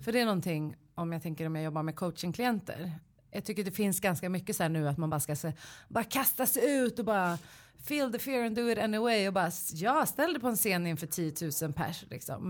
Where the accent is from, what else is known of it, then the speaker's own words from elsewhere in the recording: Stockholm, Stockholm County, Sweden; also born or lived in Solna; Jag är från Kista och Solna